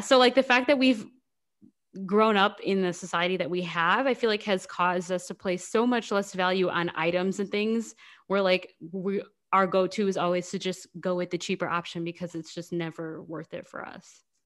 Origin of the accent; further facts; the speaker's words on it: United States; we are both American and have not occupied, um, outside of America